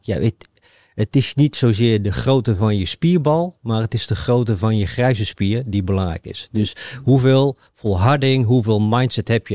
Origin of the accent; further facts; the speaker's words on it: Achterhoek, Gelderland, Netherlands; ik, kom overigens uit de Achterhoek